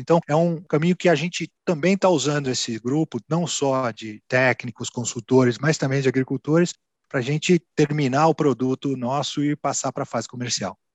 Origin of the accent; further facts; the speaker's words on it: São Paulo, Brazil; moved away as an adult; also born or lived in Piracicaba; now in Bragança Paulista, Brazil; Eu sou de São Paulo, sou paulistano